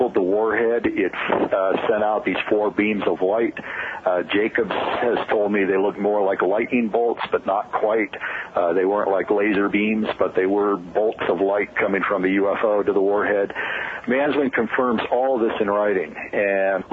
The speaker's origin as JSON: {"language": "English", "town": "Albuquerque", "region": "New Mexico", "country": "United States", "tie": "born or raised there", "said": "here in my hometown of Albuquerque"}